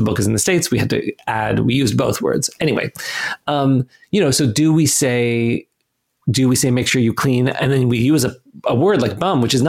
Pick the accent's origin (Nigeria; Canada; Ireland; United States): Canada; I'm Canadian